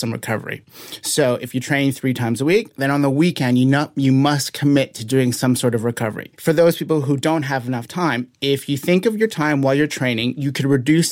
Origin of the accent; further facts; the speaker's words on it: Canada; I am from Canada.